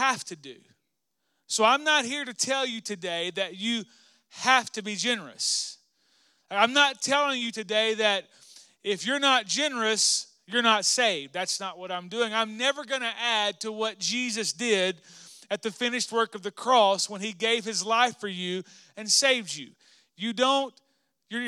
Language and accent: English; Arkansas, United States; moved away; We grew up in Arkansas together